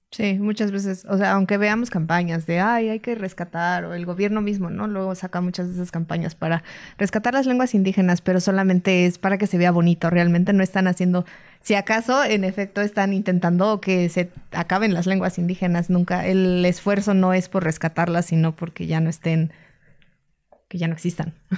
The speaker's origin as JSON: {"language": "Spanish", "country": "Mexico"}